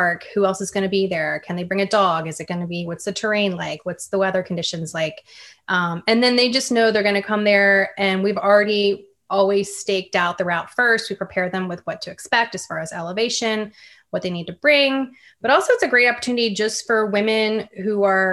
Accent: Virginia, United States; I grew up in Virginia, and I also spent a lot of time outside as a kid.

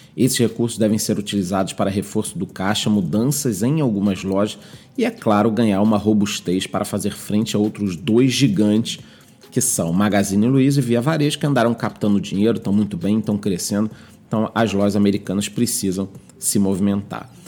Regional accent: Brazil; eu sou brasileiro

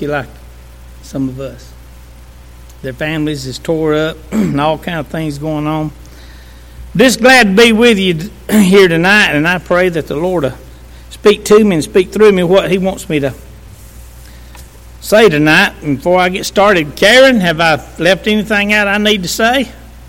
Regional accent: Walhalla, South Carolina, United States; I'm from Walhalla. I'm a country boy saved by grace

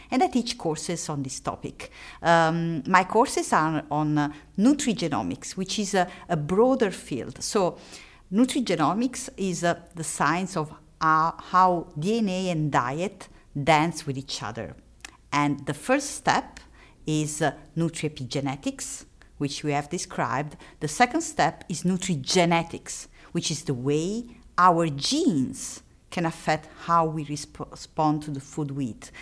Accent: Italy; accent: Italian; English is a second language; moved away; I am Italian, and, uh, it's obvious from my accent

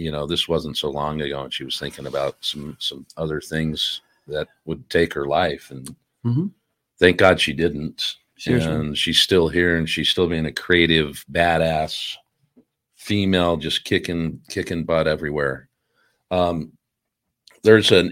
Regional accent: Salt Lake City, Utah, United States; I grew up in Salt Lake near the area

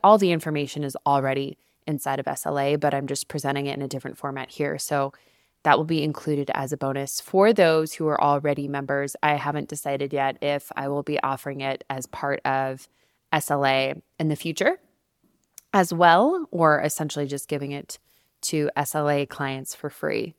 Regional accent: Albuquerque, New Mexico, United States; also born or lived in New York City; now in Denver, United States; back in my hometown in Albuquerque, New Mexico

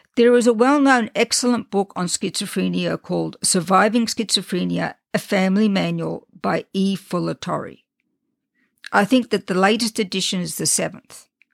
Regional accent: Australia; accent: Australian; also born or lived in England / France; now in United States; I was born and raised in Australia, and I did nothing to try to get rid of my Australian accent

